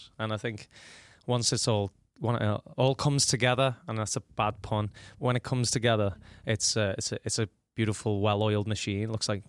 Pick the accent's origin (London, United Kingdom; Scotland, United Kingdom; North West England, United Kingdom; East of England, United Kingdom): North West England, United Kingdom; Liverpool; My mum's making me bacon butties every day. I'm going to, you know, get back to being a Scouser a little bit.